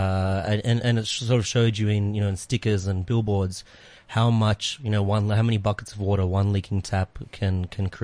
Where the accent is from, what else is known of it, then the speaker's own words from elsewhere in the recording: Melbourne, Victoria, Australia; now in South Africa; I'm from Melbourne, which is in the state of Victoria in Australia